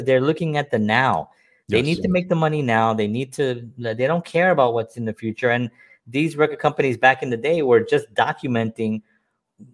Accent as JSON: {"language": "English", "town": "New York City", "region": "New York", "country": "United States", "tie": "born or raised there", "said": "I'm growing up in the South Bronx"}